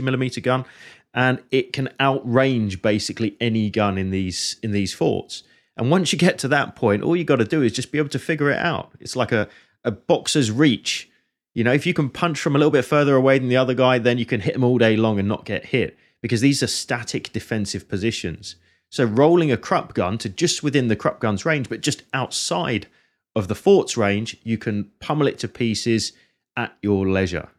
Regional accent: Hertfordshire, East of England, United Kingdom; the same county that, that I'm from

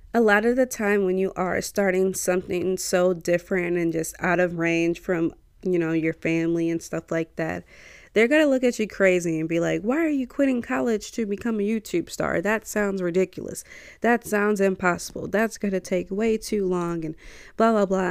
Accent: St. Louis, Missouri, United States; I'm from Saint Louis

